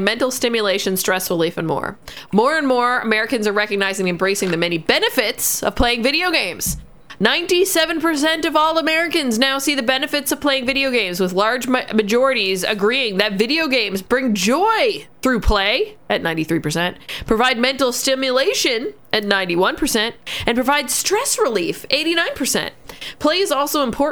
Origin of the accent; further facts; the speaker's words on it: Canada; We as Canadian